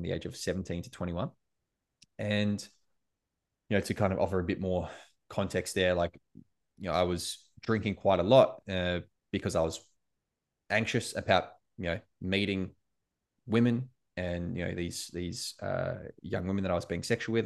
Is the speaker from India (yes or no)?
no; Australia; also born or lived in United States; as an Australian in America